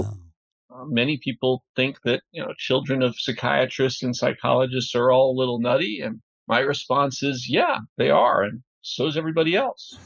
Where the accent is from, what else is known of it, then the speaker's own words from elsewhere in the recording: New Rochelle, New York, United States; I grew up just north of New York City in a suburb called New Rochelle